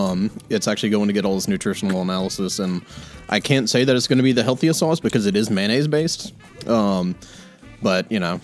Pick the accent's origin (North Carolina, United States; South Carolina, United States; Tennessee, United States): South Carolina, United States; I'm from South Carolina.